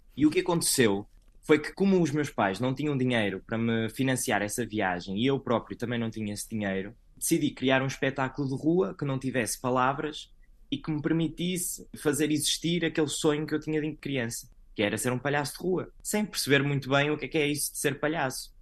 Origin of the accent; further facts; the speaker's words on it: Santa Maria da Feira, Aveiro District, Portugal; moved away as an adult; now in Orlando, United States; Eu nasci em Santa Maria da Feira